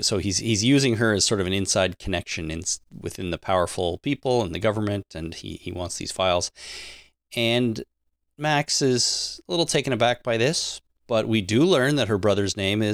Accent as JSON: {"language": "English", "country": "Canada"}